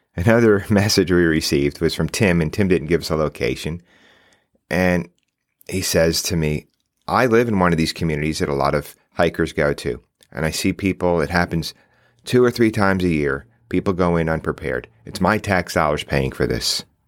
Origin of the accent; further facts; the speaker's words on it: New York, United States; I live in New York State. I grew up right outside New York City